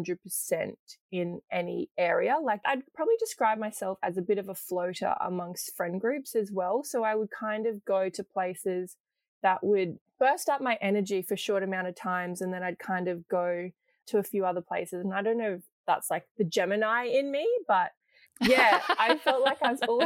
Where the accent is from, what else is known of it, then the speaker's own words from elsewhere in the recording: Ipswich, Queensland, Australia; I've kind of grown up in Ipswich, which is kind of like Yuggera Jaggera country.